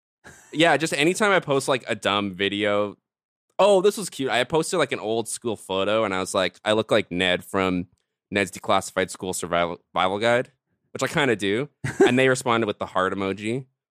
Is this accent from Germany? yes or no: yes; Cologne, North Rhine-Westphalia, Germany; I'm from Cologne. It's not like super